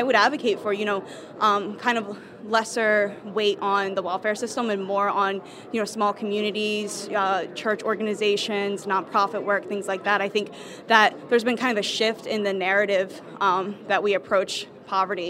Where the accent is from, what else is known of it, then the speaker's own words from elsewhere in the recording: Delaware, United States; moved away; I'm from Kutztown University, originally from Delaware